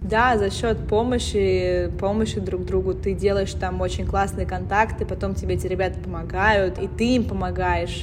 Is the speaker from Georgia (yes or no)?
no; United States; moved away; also born or lived in Russia; я выросла в США